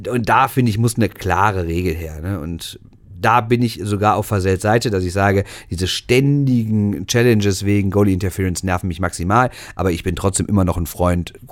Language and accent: German; Switzerland; Habe ich letzte Woche schon gesagt. Als Schweizer.